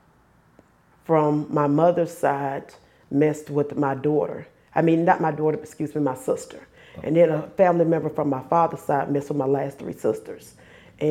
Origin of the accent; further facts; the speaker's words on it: Forest Park, Georgia, United States; also born or lived in Daytona Beach, Florida / Conley, Georgia; I am from Conley, Georgia. I was born in Daytona Beach, Florida, but I grew up in Forest Park, near Forest Park, Georgia, in Clayton County, and I went to school there